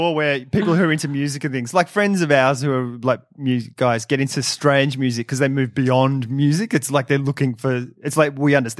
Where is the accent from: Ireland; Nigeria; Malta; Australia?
Australia; Because I'm Australian.